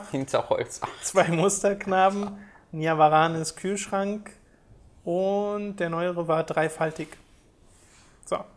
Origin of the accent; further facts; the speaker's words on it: Austria; Als Österreicher würde mich